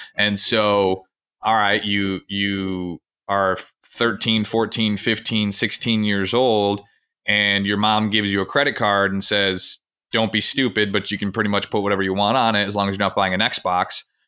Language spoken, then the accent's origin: English; Grand Rapids, Michigan, United States; I grew up in Grand Rapids, Michigan